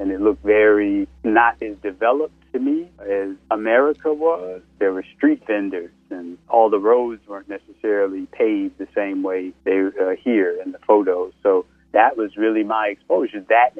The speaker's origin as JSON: {"language": "English", "town": "Chicago", "region": "Illinois", "country": "United States", "tie": "born or raised there", "said": "growing up in Chicago, till I went to high school, I lived in an all-Black neighborhood."}